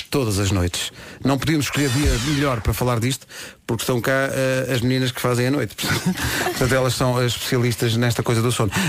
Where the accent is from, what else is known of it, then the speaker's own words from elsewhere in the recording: Portugal; Eu sei, porque eu sou português